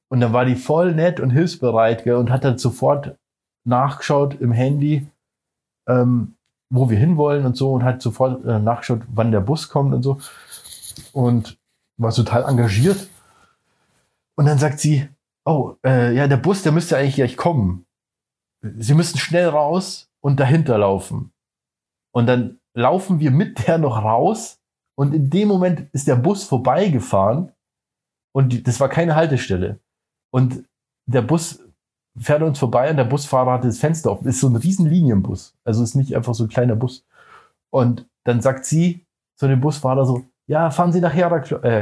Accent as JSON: {"language": "German", "country": "Germany", "said": "also wir sind ja Touristen. Ja, ist ja klar. Wir kommen aus Deutschland hierher und machen Touristensachen."}